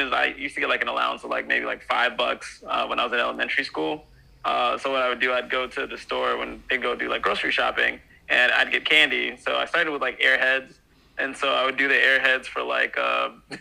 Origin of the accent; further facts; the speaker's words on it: Atlanta, Georgia, United States; also born or lived in Conyers, Georgia / DeKalb County, Georgia; born and raised in Atlanta. Well, everyone says Atlanta when you're talking about the world, but initially Conyers and then DeKalb